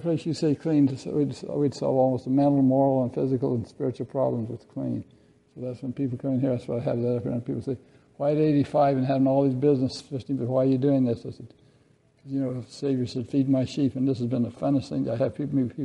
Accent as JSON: {"language": "English", "region": "Idaho", "country": "United States", "said": "I'm from Idaho"}